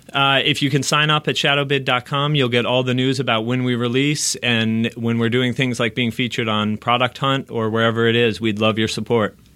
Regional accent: outside New York, United States; moved away as an adult; now in Los Angeles, United States; I actually grew up outside New York

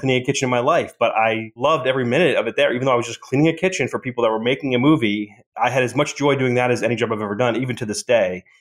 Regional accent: Boston, Massachusetts, United States; moved away; my hometown in Boston

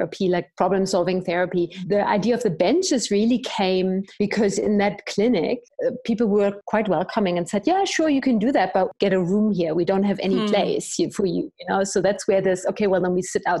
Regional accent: Germany; moved away as an adult; now in Zimbabwe; I'm from Germany, and I've ended up living in Zimbabwe 15 years ago

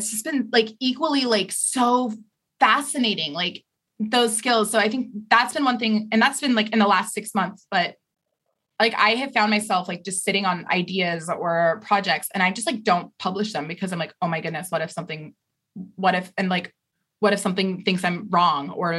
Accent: Idaho, United States; now in New York, United States; I grew up in Idaho

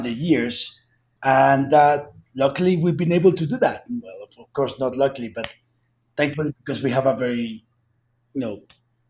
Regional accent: Colombia; accent: heavy accent; where I'm from Colombia

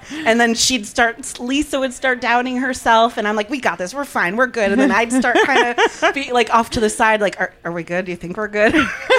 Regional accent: New Jersey, United States; moved away as an adult; also born or lived in Los Angeles; I decided to move back home to where I grew up in New Jersey a couple years ago

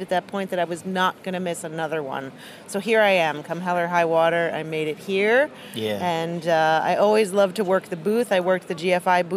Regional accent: Virginia, United States; my home state of Virginia

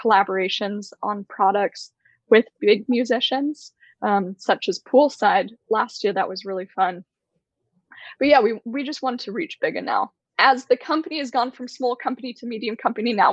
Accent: Bay Area, California, United States; I grew up in the Bay Area in California

